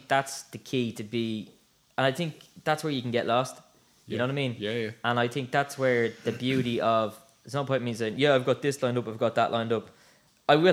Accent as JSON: {"language": "English", "town": "Swords", "region": "Leinster", "country": "Ireland", "tie": "born or raised there", "said": "growing up in Swords"}